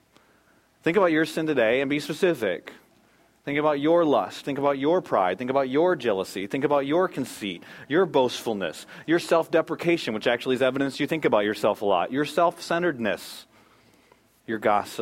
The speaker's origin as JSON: {"language": "English", "country": "United States", "said": "I'm American"}